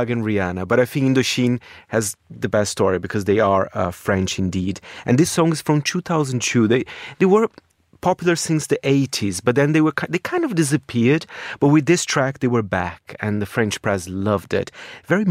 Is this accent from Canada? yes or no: no; Brazil; moved away; I grew up in Brazil in the early, well, in the 90s, the mid-90s